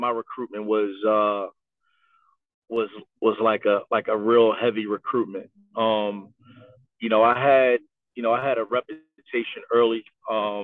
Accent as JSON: {"language": "English", "town": "Philadelphia", "region": "Pennsylvania", "country": "United States", "tie": "born or raised there", "said": "I was a local guy that grew up here in the city, that had a lot of relationships and connections here in the city of Philadelphia"}